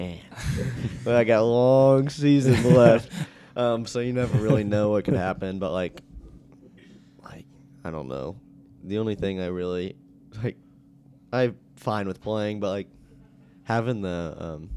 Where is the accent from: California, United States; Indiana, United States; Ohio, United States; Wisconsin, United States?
Indiana, United States; Muncie; I grew up in Muncie